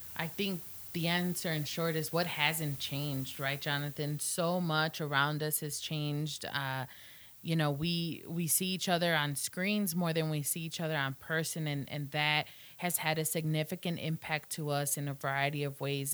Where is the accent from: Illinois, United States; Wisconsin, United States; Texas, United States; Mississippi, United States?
Illinois, United States; moved away as an adult; now in Blacksburg, United States; I am from Illinois, and so very far from home here in beautiful Southwest Virginia